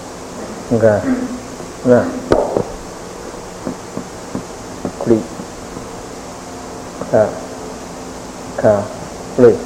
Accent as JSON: {"language": "Chinese", "country": "China", "said": "所以我们中国人练文的时候，练这个咒的时候，大概只能够得到其文而已"}